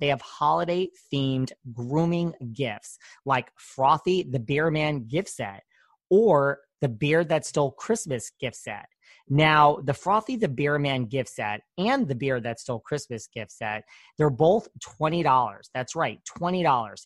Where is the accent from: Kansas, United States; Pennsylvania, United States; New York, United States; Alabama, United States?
New York, United States; I'm from New York